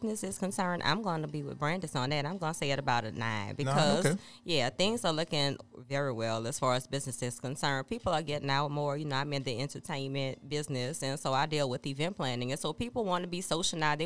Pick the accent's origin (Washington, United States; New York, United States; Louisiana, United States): Louisiana, United States; New Orleans; I'm from Louisiana.